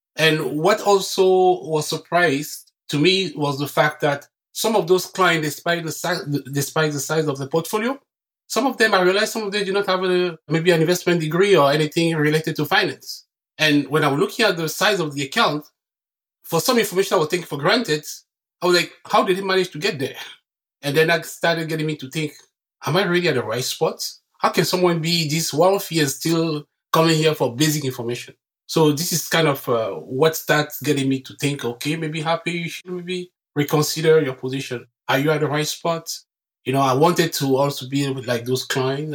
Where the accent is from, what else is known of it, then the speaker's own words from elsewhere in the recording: Cameroon; English is a second language; moved away as an adult; now in Canada; I was born and raised in Cameroon, and I came to Canada in 2005